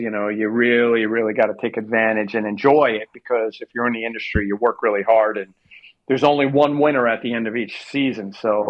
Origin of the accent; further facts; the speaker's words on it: New Jersey, United States; I'm born and raised in New Jersey.